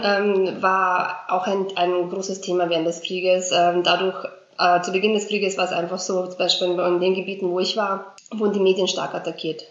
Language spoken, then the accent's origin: German; Vienna, Austria; German is a second language; also born or lived in Srebrenica, Bosnia and Herzegovina; ich bin seit 1995 in Österreich, also ich lebe in Wien